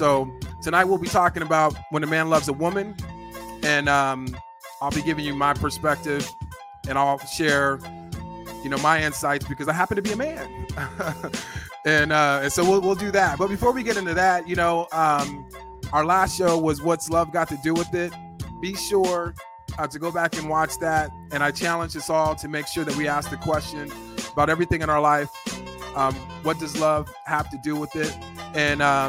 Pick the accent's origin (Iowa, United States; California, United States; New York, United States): California, United States; my home state, California